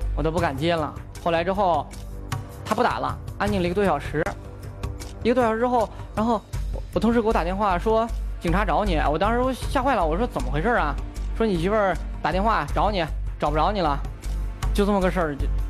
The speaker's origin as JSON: {"language": "Chinese", "town": "Jinan", "region": "Shandong", "country": "China", "moved": "as an adult", "lives_now": "Weifang, China", "said": "我还一直留在济南，毕竟咱济，我们济南人"}